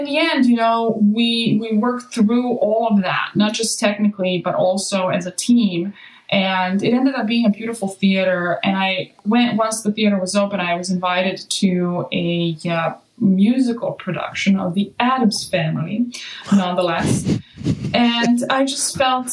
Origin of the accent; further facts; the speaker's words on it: Serbia; now in Los Angeles, United States; I'm also from Serbia, and today is Serbian Christmas